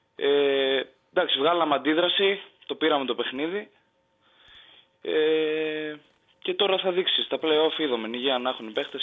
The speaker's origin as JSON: {"language": "Greek", "town": "Kastoria", "region": "Western Macedonia", "country": "Greece", "said": "την πόλη μου πριν την Καστοριά"}